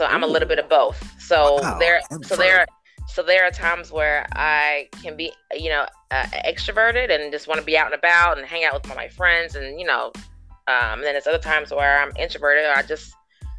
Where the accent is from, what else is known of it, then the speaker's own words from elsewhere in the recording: Charlotte, North Carolina, United States; I'm originally from Charlotte, North Carolina